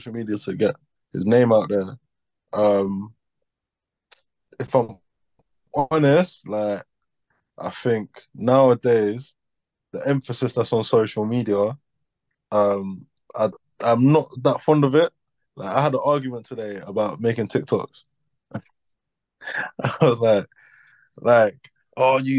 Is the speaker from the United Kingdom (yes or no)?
yes; London, United Kingdom; I'm an artist from South London.